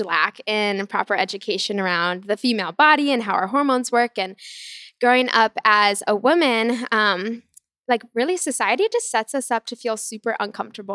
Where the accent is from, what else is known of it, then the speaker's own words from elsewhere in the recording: Chicago, Illinois, United States; moved away as an adult; now in Austin, United States; I'm from Chicago